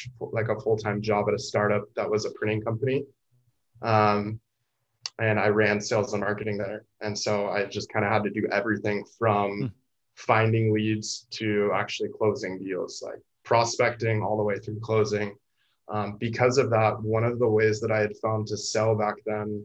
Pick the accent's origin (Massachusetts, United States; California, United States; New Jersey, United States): California, United States; San Diego; I'd never been to San Diego State despite growing up in San Diego